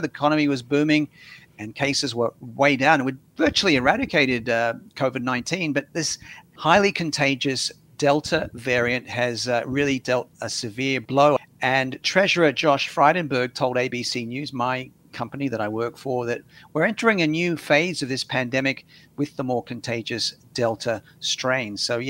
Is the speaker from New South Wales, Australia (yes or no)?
yes; Sydney, New South Wales, Australia; now in Brisbane, Australia; I'm talking to you from Brisbane. I'm originally from Sydney.